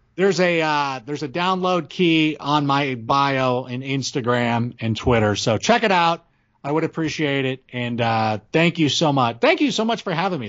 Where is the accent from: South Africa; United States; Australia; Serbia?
United States; Schaumburg, Illinois; moved away; also born or lived in Park Ridge, Illinois; I was born in Schaumburg, actually the hospital's in Park Ridge. But I, I lived in Schaumburg for a while